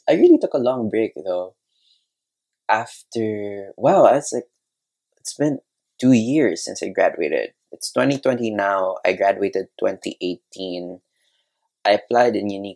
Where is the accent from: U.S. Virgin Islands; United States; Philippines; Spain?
Philippines; Cebu City, Central Visayas; also born or lived in Manila; I'm from Cebu. I studied art school in Manila